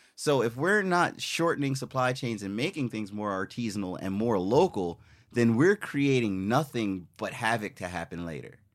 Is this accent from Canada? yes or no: no; U.S. Virgin Islands; moved away; also born or lived in Philadelphia, United States; I was born in Philly, but grew up in Saint Croix.